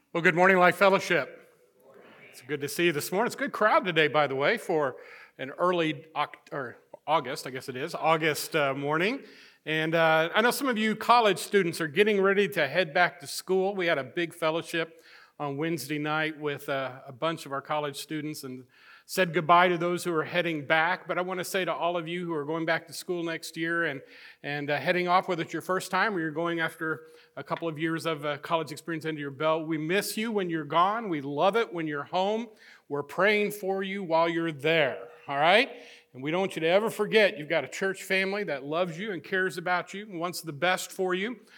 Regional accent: northern Missouri, United States; moved away; I grew up in the Midwest, in the, uh, the northern part of the state of Missouri

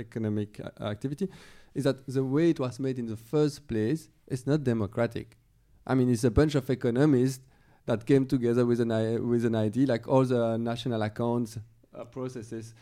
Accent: Belgium; moved away; I'm from Belgium, originally

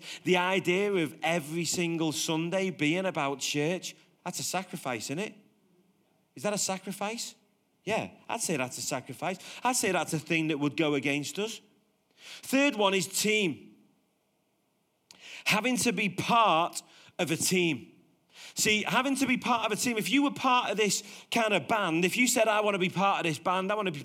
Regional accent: Liverpool, North West England, United Kingdom; now in Warrington, United Kingdom; I'm from Liverpool and I moved to Warrington

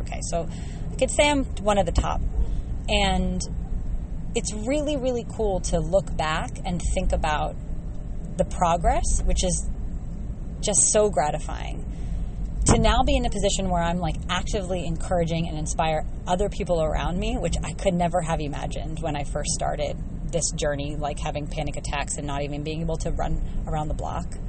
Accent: United States; moved away as an adult; also born or lived in China; growing up in the States

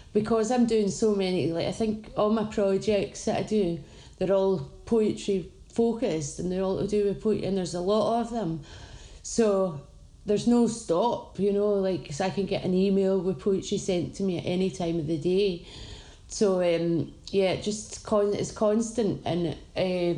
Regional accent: Tain, Scotland, United Kingdom; moved away as an adult; now in Glasgow, United Kingdom; I'm from Tain in the Highlands. I moved to Glasgow when I was 19 and I've been living here ever since.

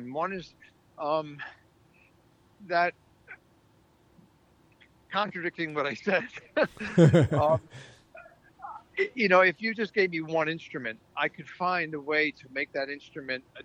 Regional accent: New York City, New York, United States; as a New Yorker

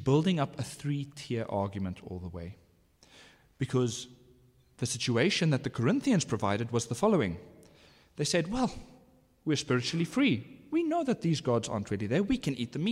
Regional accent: South Africa; I am an Afrikaner. I am a father. I'm a South African.

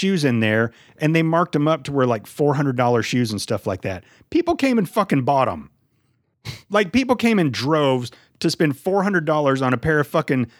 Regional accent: Dallas, Texas, United States; I was born in Dallas, so I was raised a Dallas Cowboy fan

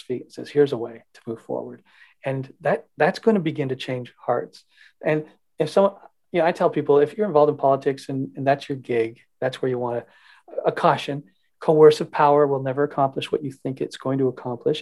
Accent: Canada; as Canadian citizens

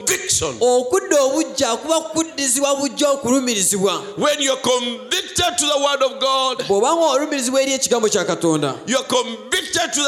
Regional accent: United States; I'm American

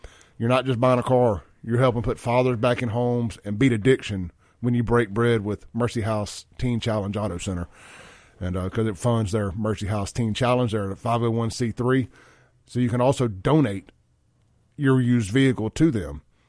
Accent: Jackson, Mississippi, United States; now in Rankin County, United States; I came from Jackson, and I've only been out in Rankin County. March will be 3 years, and I left Jackson not because I wanted

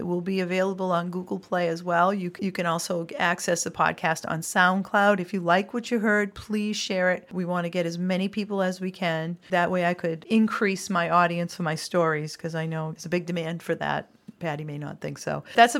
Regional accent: Massachusetts, United States; We're from Massachusetts.

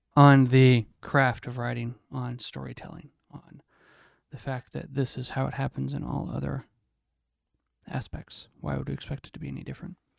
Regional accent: United States; I'm so American

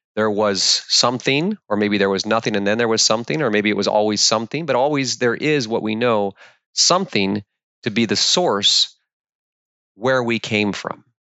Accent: Alaska, United States; I was born and raised in the Alaskan wilderness by a single mom

